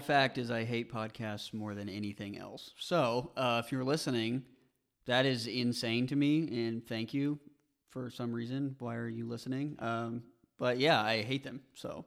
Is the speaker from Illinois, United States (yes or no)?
no; Joplin, Missouri, United States; I was born in Joplin, went to Pearl Junction High School with these two gentlemen sitting across from me right now